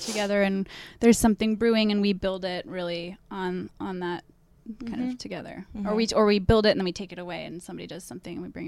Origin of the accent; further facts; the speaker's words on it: Berkeley, California, United States; moved away as an adult; also born or lived in Boston; now in Brooklyn, United States; we're both from Berkeley, California